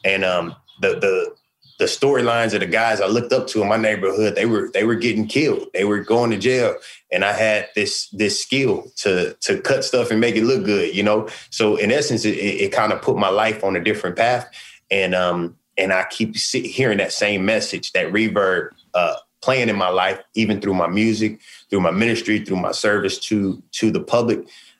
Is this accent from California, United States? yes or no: yes; Sacramento, California, United States; I'm going home to my hometown of Sacramento to do the release concert.